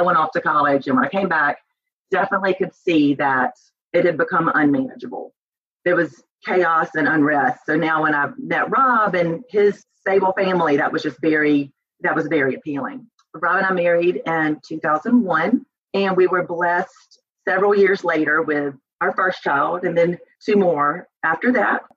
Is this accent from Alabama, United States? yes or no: no; Albany, Georgia, United States; moved away as an adult; also born or lived in Auburn; I was born and raised in Albany, Georgia, and lived there until I went to Auburn.